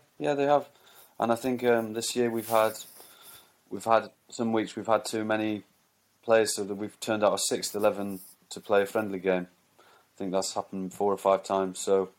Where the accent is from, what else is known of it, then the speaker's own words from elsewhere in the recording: Durham, North East England, United Kingdom; when I was playing cricket growing up in Durham